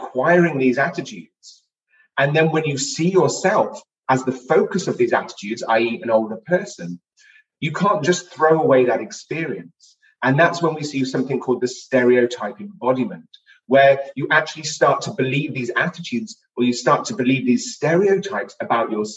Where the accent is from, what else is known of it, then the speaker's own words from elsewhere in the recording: United Kingdom; moved away as an adult; also born or lived in Swansea, Wales; now in Los Angeles, United States; I am not from the United States. I'm originally from the United Kingdom